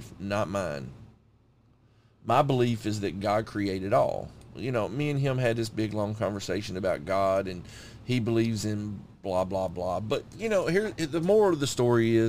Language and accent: English; United States; I'm American